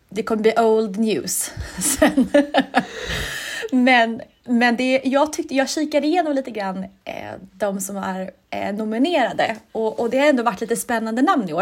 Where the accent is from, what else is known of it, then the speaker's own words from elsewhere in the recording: Sweden; jag som svensk